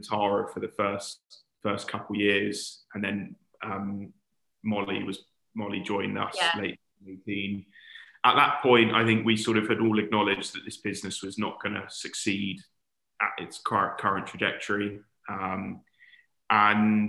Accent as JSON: {"language": "English", "region": "London", "country": "United Kingdom", "also_born_or_lived": "Warwick", "said": "being a Londoner, wanted to get back to London."}